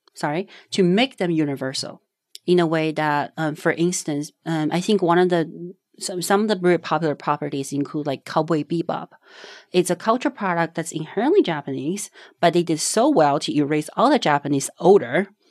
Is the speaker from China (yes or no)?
yes; Panzhihua, Sichuan, China; English is a second language; moved away; born and raised in China. It's a very small town called Panzhihua